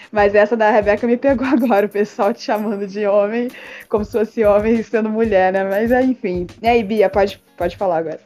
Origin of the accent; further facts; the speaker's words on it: Rio de Janeiro, Brazil; eu sou carioca